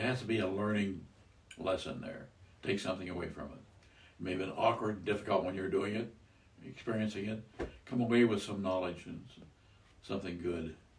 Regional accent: Iowa, United States; I was raised in Iowa.

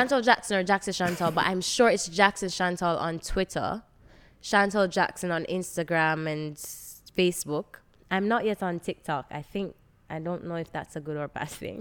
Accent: Jamaica; I was raised in Jamaica

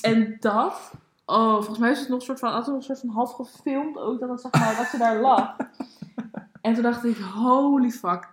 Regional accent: Baarn, Utrecht, Netherlands; moved away as an adult; Ik eh, ben daar geboren. Ik heb daar 19 of 18 jaar of zo gewoond

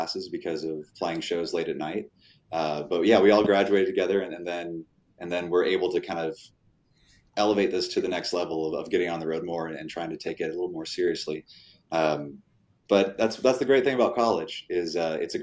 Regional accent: Omaha, Nebraska, United States; now in Grapevine, United States; my hometown in Omaha, Nebraska

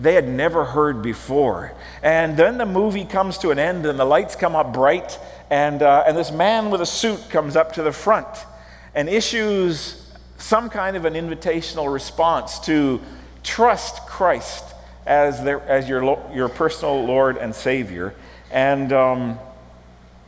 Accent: Prince Albert, Saskatchewan, Canada; I grew up in Prince Albert, Saskatchewan

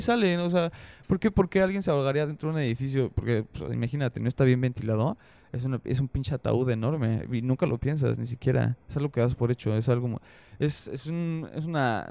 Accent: Mexico; Somos mexicanos, decimos, güey, no mames y todas esas cosas

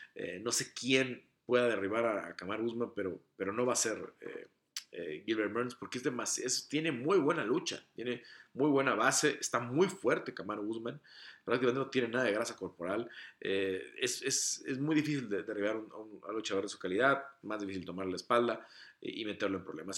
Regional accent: Mexico; como mexicano

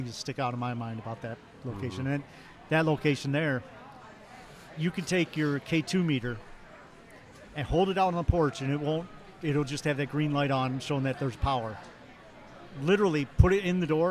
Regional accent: Toledo, Ohio, United States; I'm from Toledo, Ohio.

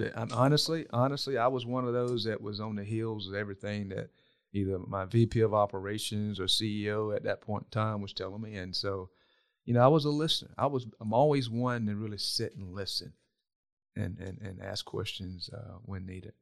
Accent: South Georgia, United States; how I was brought up in South Georgia

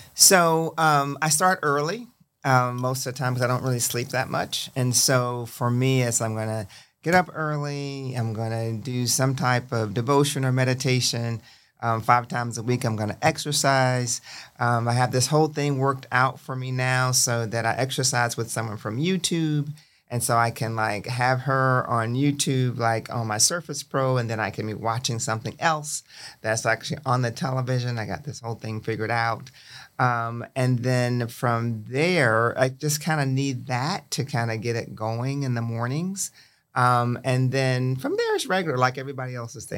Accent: Milton, Florida, United States; I grew up in the Panhandle of Florida, um, in a little city called Milton, which is in Santa Rosa County.

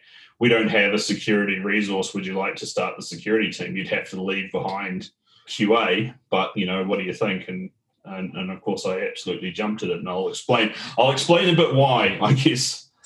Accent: Auckland, New Zealand; moved away as an adult; now in Melbourne, Australia; born and bred in Auckland, New Zealand

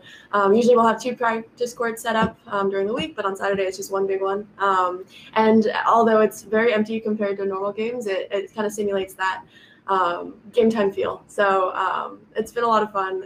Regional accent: San Diego, California, United States

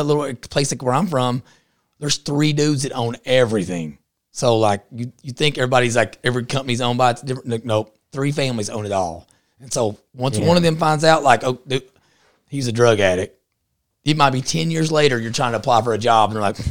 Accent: Texas, United States; I'm from Eastern Texas, so we don't deal with chomos.

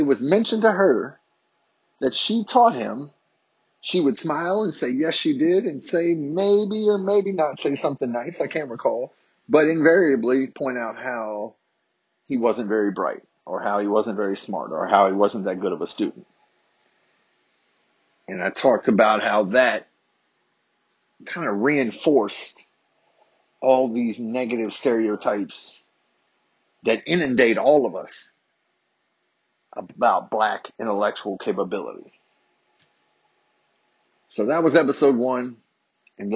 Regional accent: Harrisonburg, Virginia, United States; a summer camp in my hometown of Harrisonburg, Virginia

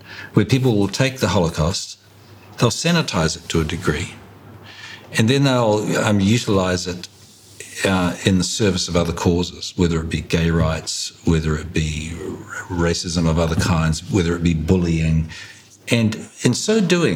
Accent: Hawke's Bay, New Zealand; I grew up in Hawke's Bay

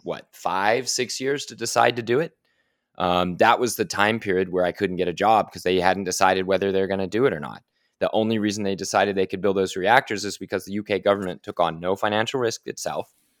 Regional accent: Oklahoma City, Oklahoma, United States; I'm from Oklahoma City, Oklahoma, in a family that was in, involved in energy

